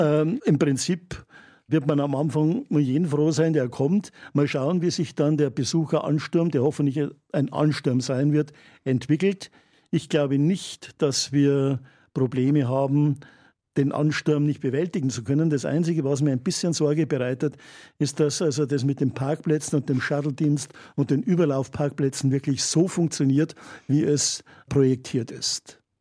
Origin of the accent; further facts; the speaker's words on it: Geiselhöring, Bavaria, Germany; also born or lived in Straubing / Regensburg / Weiden; now in Freyung, Germany; ich komme ja aus Geiselhöring, einem kleinen Städtchen, und mein Vater hat mich also als Kind sehr viel äh, in die Wälder mitgenommen